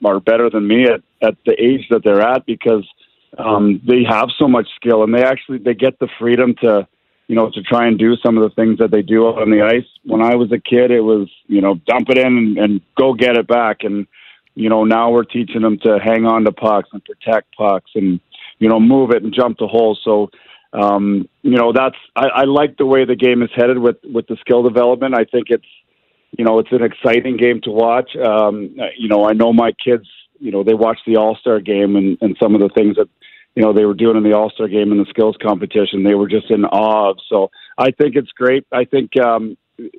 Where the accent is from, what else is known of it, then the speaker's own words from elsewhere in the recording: Camrose, Alberta, Canada; moved away as an adult; also born or lived in Winnipeg; I grew up in Camrose, so, a real small community